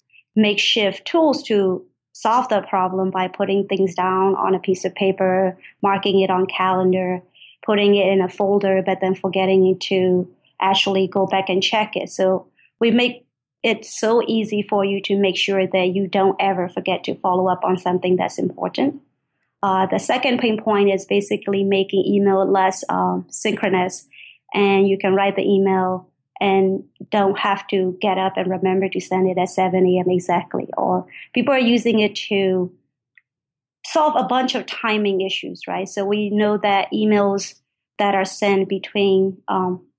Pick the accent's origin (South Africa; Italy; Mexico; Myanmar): Myanmar; moved away as an adult; now in United States; I grew up in Burma, and then I came to the United States for college.